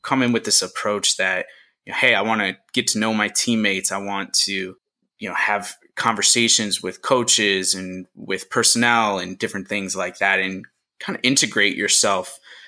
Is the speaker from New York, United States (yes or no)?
yes; New York, United States; I come from New York